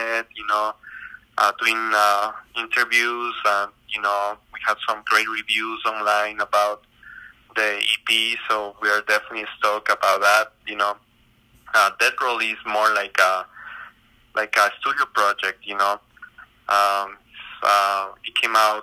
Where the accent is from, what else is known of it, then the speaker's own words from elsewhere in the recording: Ecuador; moved away; I grew up in South America. You know, in Ecuador